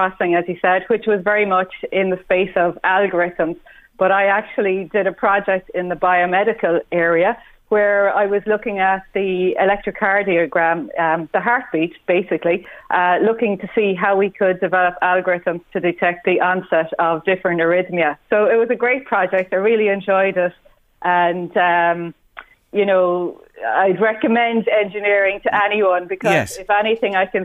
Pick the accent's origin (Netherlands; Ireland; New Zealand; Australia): Ireland; Cashel, Munster; I'm from Cashel, the beautiful part of the countryside